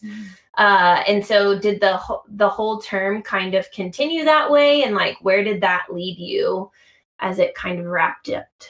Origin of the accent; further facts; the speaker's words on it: United States; accent: American; I'm American